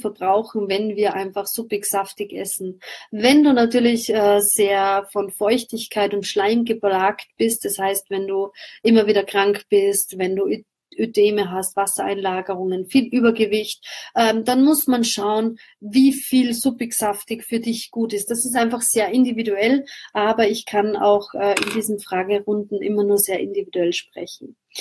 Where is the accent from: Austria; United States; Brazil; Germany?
Austria; bei uns in Österreich